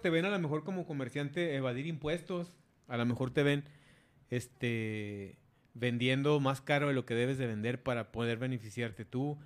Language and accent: Spanish; Mexico; nos ha marcado como mexicanos